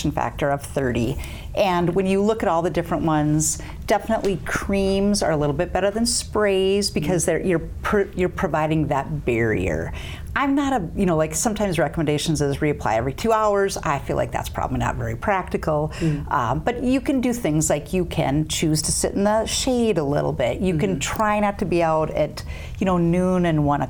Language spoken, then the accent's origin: English; western North Dakota, United States; moved away as an adult; also born or lived in Grand Forks, North Dakota; now in South Dakota, United States; I grew up on a cattle ranch in western North Dakota